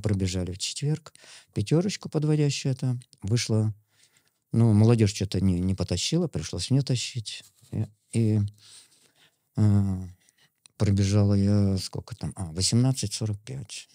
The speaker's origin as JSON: {"language": "Russian", "town": "Yemelyanovo", "region": "Smolensk Oblast", "country": "Russia", "tie": "born or raised there", "moved": "yes", "said": "я родился на Смоленщине, такой глухой деревушке Емельяново называется"}